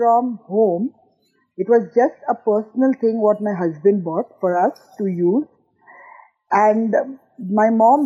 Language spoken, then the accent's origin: English; Mumbai, Maharashtra, India; now in United Arab Emirates; I am Indian. I belong from Bombay, but married a Pakistani from Lahore.